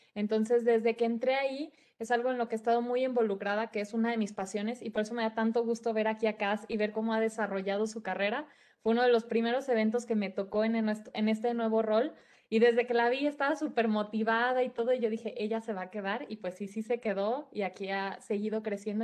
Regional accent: Guadalajara, Jalisco, Mexico; soy de Guadalajara

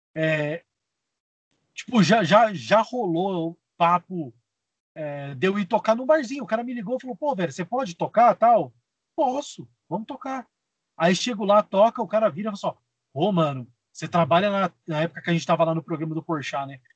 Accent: Espírito Santo do Pinhal, São Paulo, Brazil; eu sou do interior de São Paulo, uma cidade chamada Espírito Santo do Pinhal

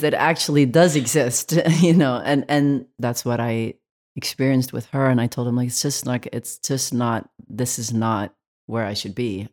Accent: Belgium; now in United States; I grew up in Belgium

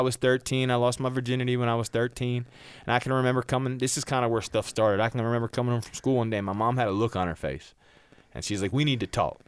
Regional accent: New Jersey, United States; moved away as an adult; I was born and raised in New Jersey

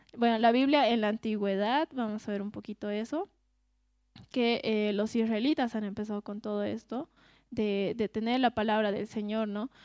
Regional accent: Cochabamba, Bolivia; nosotros que somos de Cochabamba

